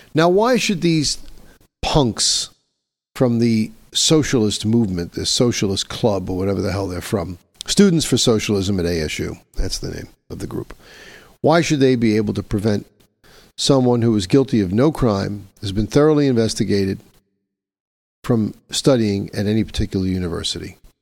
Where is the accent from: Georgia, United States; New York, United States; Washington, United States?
New York, United States; here in my hometown of New York